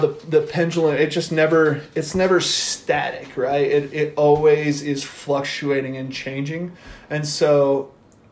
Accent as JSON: {"language": "English", "town": "Lander", "region": "Wyoming", "country": "United States", "tie": "born or raised there", "also_born_or_lived": "Torrington, Wyoming", "said": "So my parents moved here in 83 when I was 4 years old"}